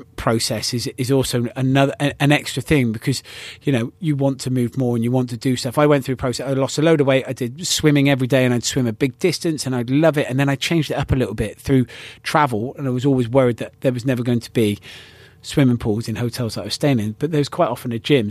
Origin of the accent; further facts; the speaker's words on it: United Kingdom; incredibly proud of being British